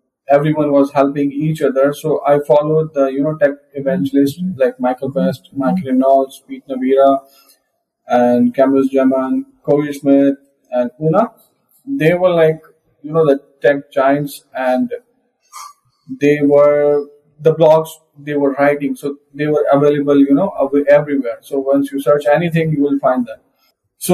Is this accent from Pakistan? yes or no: yes; Pakistan; I'm from Pakistan, first and only MVP from Pakistan